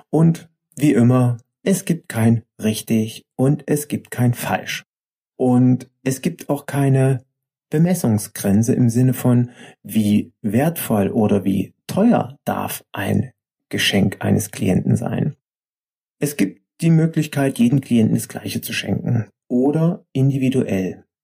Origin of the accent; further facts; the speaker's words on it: East Germany, Germany; Ich bin ja im Osten aufgewachsen und mich beschäftigt natürlich meine Vergangenheit sehr.